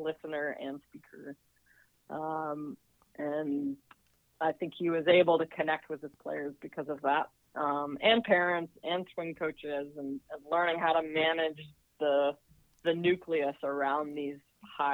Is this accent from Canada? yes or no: yes; Canada; also born or lived in Dallas, Texas / Kent State, Ohio; now in Ann Arbor, United States; as a Canadian